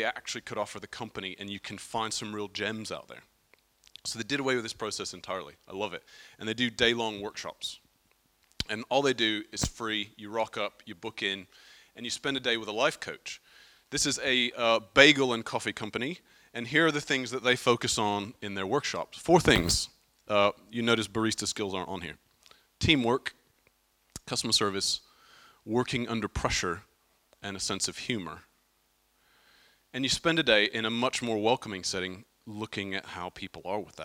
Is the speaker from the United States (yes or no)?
yes; United States; now in Brighton, United Kingdom; I'm an American